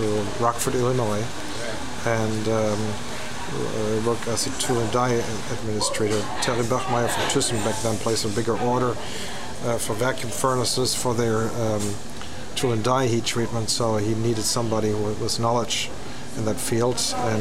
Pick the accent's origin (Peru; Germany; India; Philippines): Germany; Nuremberg, Bavaria; I grew up on the company ground, so since I was 12, I worked in the heat treat shop all my vacation and the weekends